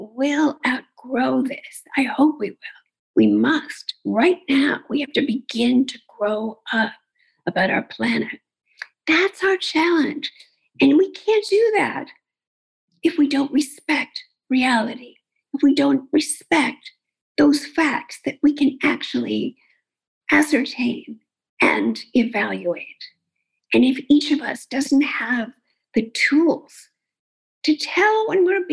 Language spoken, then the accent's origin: English; New York City, New York, United States; I grew up in Queens and went to public schools